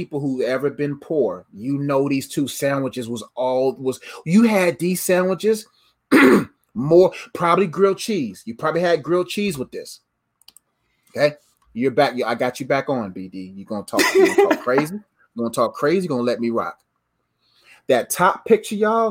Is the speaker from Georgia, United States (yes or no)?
no; Charlotte, North Carolina, United States; I'm from Charlotte. I'm from the South